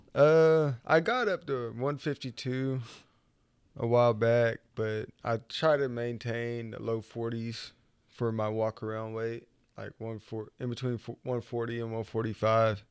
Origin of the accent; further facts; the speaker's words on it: Okmulgee, Oklahoma, United States; moved away as an adult; also born or lived in Tulsa, Oklahoma; I was, uh, basically born and raised in Okmulgee